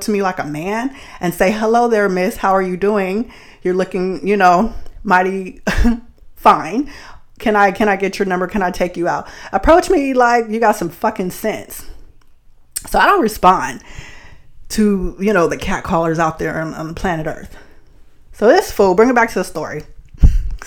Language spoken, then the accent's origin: English; Bay Area, California, United States; growing up in the Bay Area